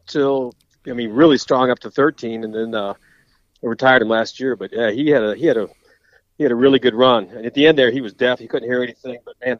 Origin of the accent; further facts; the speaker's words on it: New Orleans, Louisiana, United States; now in Michigan, United States; I'm from New Orleans originally, and so we were mostly shooting ducks and a lot of fishing and occasional woodcock. So I moved to Michigan